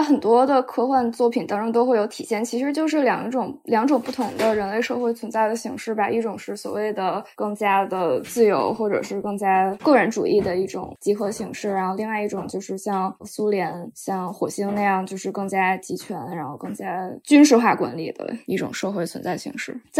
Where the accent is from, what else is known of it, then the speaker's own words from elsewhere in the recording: China; 我们作为中国人，或者美国人作为美国人，他们应该怎么去思考两个世界上最大国家之间的可能的利益的冲突？